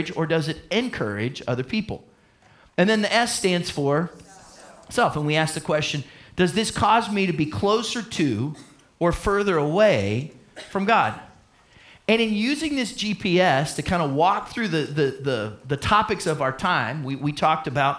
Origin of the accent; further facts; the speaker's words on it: United States; my passport says I'm from the United States of America